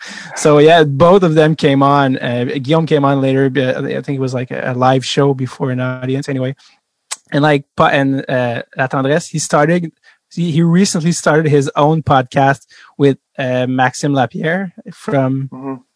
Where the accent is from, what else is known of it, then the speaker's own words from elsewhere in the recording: Montreal, Quebec, Canada; English is a second language; where are you from and I say Montreal